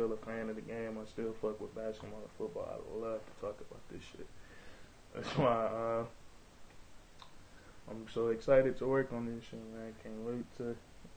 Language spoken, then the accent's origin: English; Detroit, Michigan, United States; I'm from Detroit, Michigan, living in Detroit.